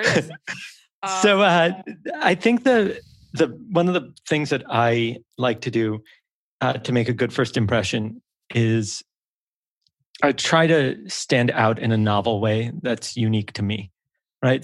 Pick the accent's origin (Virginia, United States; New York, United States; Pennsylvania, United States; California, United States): New York, United States; New York City; I'm from a small island in the northeast of the US. And they go, oh, what island? I go, Manhattan.